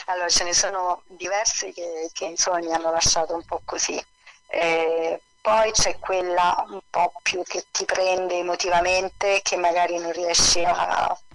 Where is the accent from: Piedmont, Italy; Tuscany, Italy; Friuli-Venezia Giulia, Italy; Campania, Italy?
Campania, Italy; e quindi nel Sannio, nel cuore del Sannio, a un passo da Telese Terme, diciamo. E il mio paesino è un serpentone ai piedi della, della montagna, ai monti del Taburno.